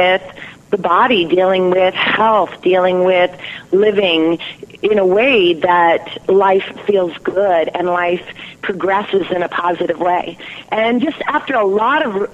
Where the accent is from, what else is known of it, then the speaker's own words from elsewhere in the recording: California, United States; I come from California, family of 11 children